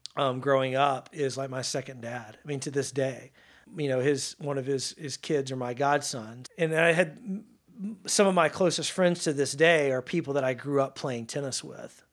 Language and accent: English; North Louisiana, United States; now in Dallas, United States; playing football in my hometown of Louisiana